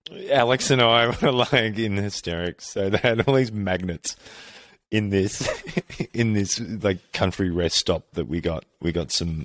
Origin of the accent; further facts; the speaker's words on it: Victoria, Australia; growing up in Australia and Victoria, it's very AFL